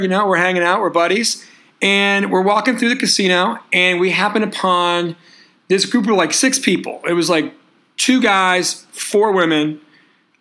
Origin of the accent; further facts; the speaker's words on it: Boston, Massachusetts, United States; we're from the Boston area